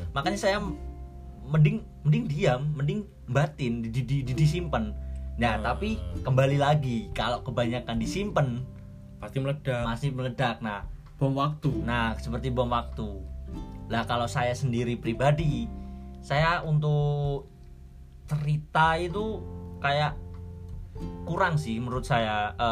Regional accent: Java, Indonesia; gua gue wong Jawa

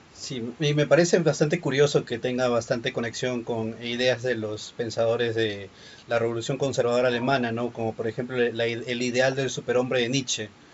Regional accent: Lima, Peru; yo soy de Lima, en Perú

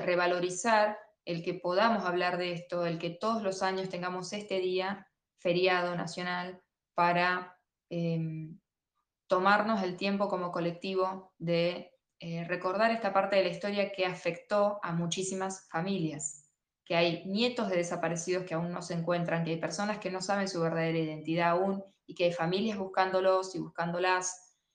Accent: Argentina; uno como argentino

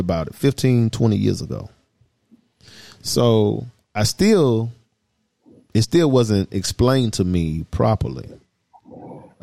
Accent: Atlanta, Georgia, United States; I'm from the South. I'm from Atlanta.

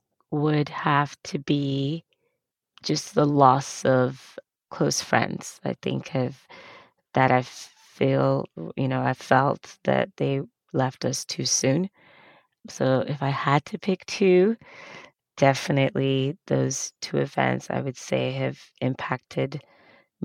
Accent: Nigeria; moved away; I grew up in Africa, Nigeria specifically

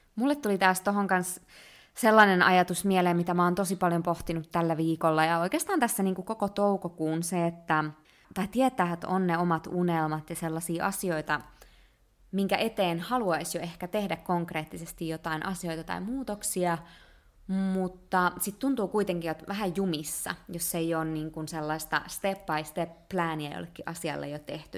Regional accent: Finland; born or raised there; moved away as an adult

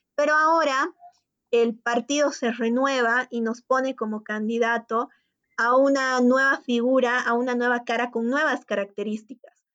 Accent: Bolivia; como bolivianos que somos

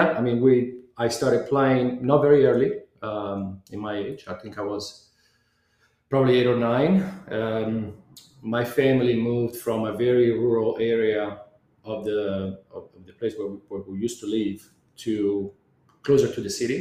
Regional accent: Arezzo, Tuscany, Italy; moved away as an adult; now in Bryan/College Station, United States; I'm from Italy, a little town called Arezzo, which is in the center of the nation

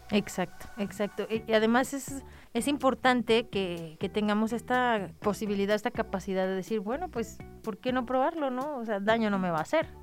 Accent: Mexico

